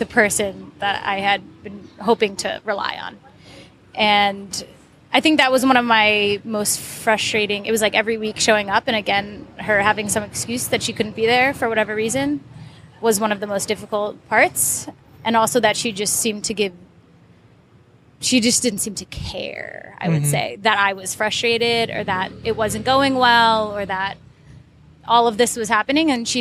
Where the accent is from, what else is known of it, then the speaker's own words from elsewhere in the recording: United States; moved away; me as an American